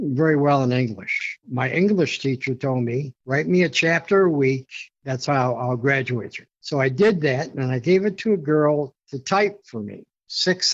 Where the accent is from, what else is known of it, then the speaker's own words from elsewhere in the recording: Syracuse, New York, United States; I have a lot of people here in, I'm from Syracuse